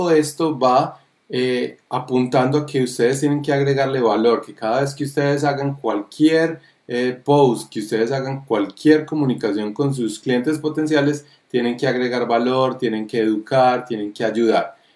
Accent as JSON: {"language": "Spanish", "country": "Colombia", "lives_now": "New York, United States", "said": "soy el eh, papá de David, que soy eh, colombiano. Eh, viviendo en Nueva York"}